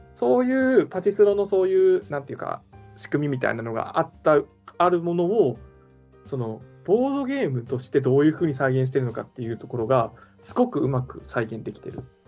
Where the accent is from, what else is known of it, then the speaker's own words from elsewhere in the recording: Fukuoka, Japan; accent: Hakata dialect; moved away as an adult; 僕、福岡、もうずっと福岡だったのもありますし、奥さんも福岡なので、あの、博多弁が出ます